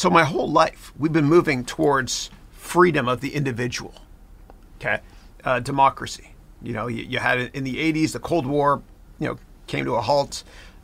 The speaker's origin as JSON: {"language": "English", "area": "Bramalea", "region": "Ontario", "country": "Canada", "tie": "born or raised there", "moved": "as an adult", "lives_now": "United States", "said": "I grew up here in Bramalea"}